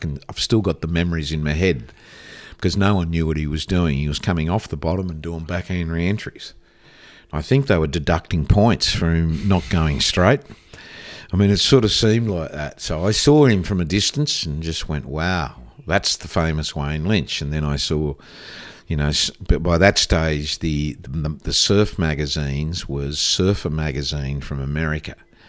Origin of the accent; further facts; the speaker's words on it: Warrnambool, Victoria, Australia; I wasn't used to rocks because I came from Warrnambool, you know, which is a sand, you know, beach break.